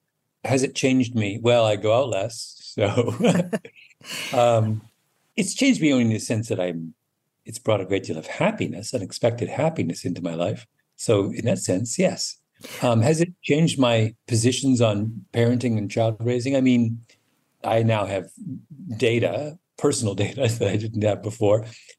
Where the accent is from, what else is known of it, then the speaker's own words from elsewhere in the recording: Canada; also born or lived in England; My memories of growing up in England are, I have them, but they're not central to my recollections of my childhood the way my Canada memories are.